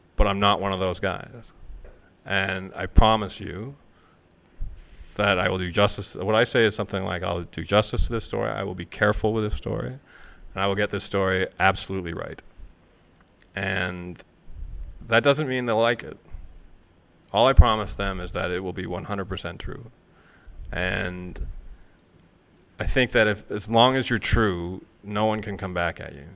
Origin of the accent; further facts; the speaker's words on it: Toronto, Ontario, Canada; I'm a writer from Toronto